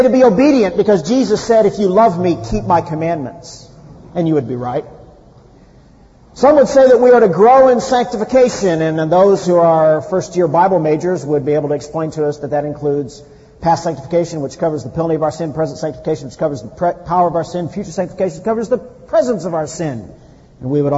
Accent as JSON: {"language": "English", "region": "Midwest", "country": "United States", "tie": "born or raised there", "moved": "yes", "lives_now": "California, United States", "said": "I grew up in the Midwest"}